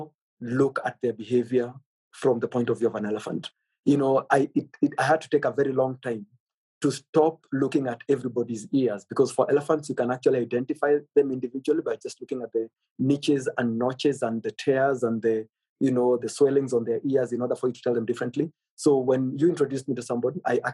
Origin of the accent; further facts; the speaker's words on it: Samburu County, Kenya; I come from the Samburu culture